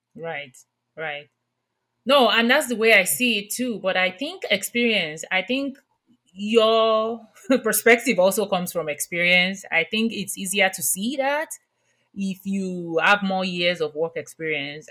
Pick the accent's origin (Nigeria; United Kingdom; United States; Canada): Nigeria; moved away; I grew up in Nigeria